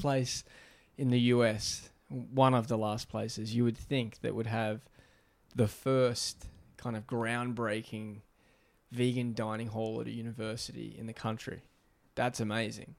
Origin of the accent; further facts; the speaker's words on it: Australia; moved away; growing up in Australia